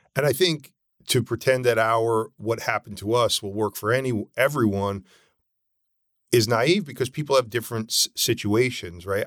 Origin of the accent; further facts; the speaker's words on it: Norwalk, Connecticut, United States; moved away as an adult; also born or lived in New York City; now in California, United States; I grew up in Norwalk, Connecticut.